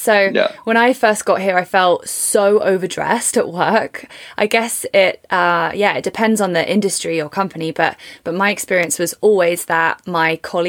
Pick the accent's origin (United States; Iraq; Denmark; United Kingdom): United Kingdom; England; now in Canada; So coming from England, our national sports are completely different.